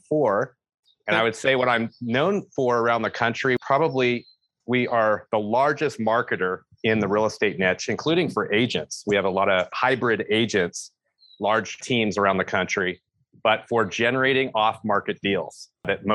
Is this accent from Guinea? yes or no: no; San Francisco Bay Area, California, United States; moved away as an adult; now in Yosemite area, United States; I'm born and raised in the San Francisco Bay Area.